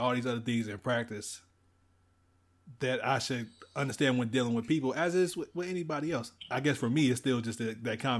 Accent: Salisbury, United States; I'm from Salisbury. I'm a Southern boy

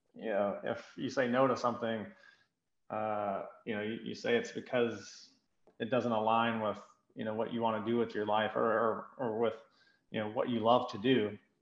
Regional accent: Greenville, South Carolina, United States; I'm from Greenville

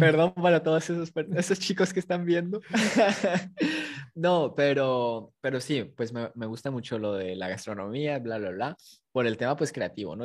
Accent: Matamoros, Tamaulipas, Mexico; also born or lived in Guadalajara, Jalisco; nací en Guadalajara, pero crecí en Tamaulipas

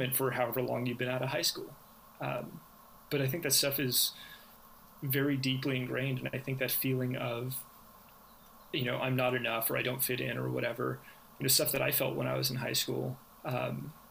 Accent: Manhattan Beach, California, United States; now in El Segundo, United States; I live in El Segundo now. I grew up in Manhattan Beach

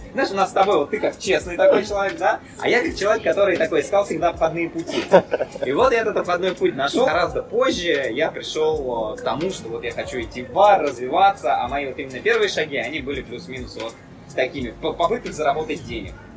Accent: Russia; я хоть на, наполовину болгарин, но я, так как я вырос большую часть в России, я всегда считал себя, что, что я русский

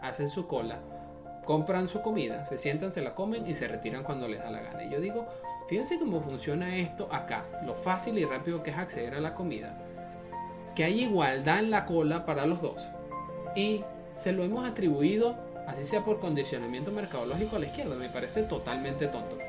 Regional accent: Venezuela; moved away; yo vengo de un país socialista, yo soy de Venezuela

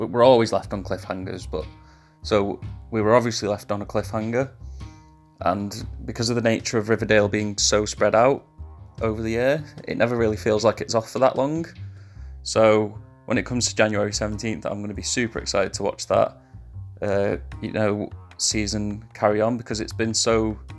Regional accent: England, United Kingdom; accent: English; I'll go back to being English now

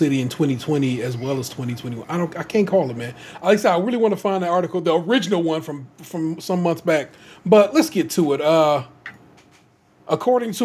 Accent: Memphis, Tennessee, United States; moved away; I was raised in Memphis

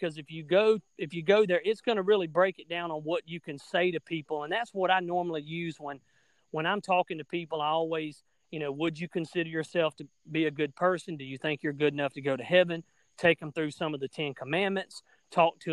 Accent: South Alabama, United States; Down here in Alabama, which you can probably tell by the way I talk, at least I'm from South Alabama, here in the United States.

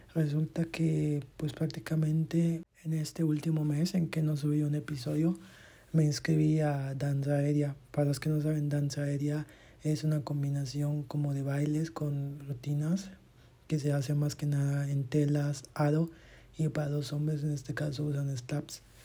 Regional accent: Campeche, Mexico; en Campeche, de donde soy

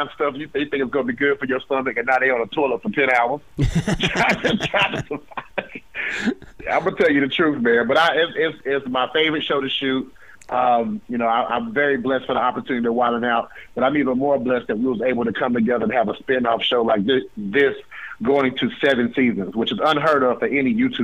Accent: United States; I'm from the South, I'm from Carolina

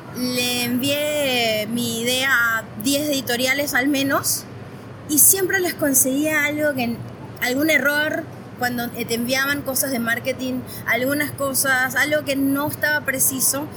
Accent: Venezuela; moved away as an adult; also born or lived in Caracas / Buenos Aires Province, Argentina; now in Argentina; yo soy de Venezuela

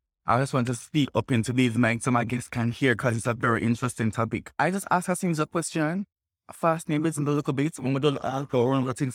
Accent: Jamaica; us as transgender Jamaican and us doing sex work

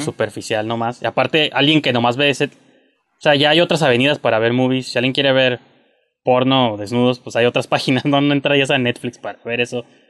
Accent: Mexico; soy mexicano

